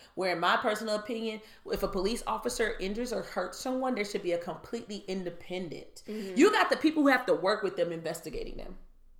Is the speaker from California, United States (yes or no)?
no; Michigan, United States; if you get a court decision in Michigan, I'll use my home state as an example.